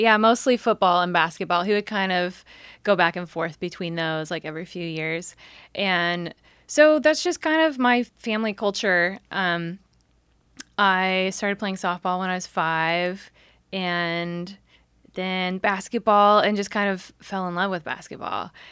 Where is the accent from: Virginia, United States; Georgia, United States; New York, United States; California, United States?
California, United States; San Jose; I grew up in San Jose